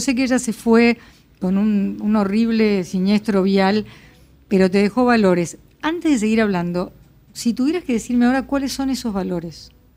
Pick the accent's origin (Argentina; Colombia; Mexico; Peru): Argentina; Buenos Aires; no voy a decir argentino, pero por lo menos porteño, y yo soy muy porteña